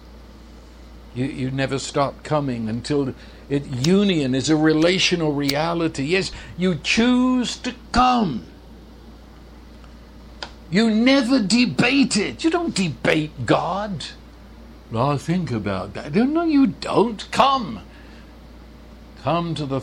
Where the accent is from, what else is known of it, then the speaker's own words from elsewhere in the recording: St Albans, East of England, United Kingdom; moved away; I was born in North London in England, a place called St. Albans